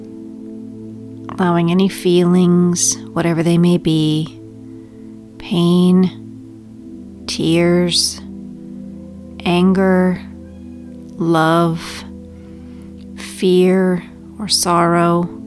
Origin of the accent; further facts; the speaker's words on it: California, United States; moved away as an adult; Growing up in California with a lot of childhood trauma